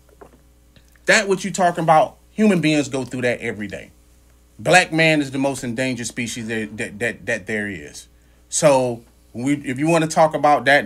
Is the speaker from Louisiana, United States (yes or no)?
yes; Louisiana, United States; I grew up in Louisiana.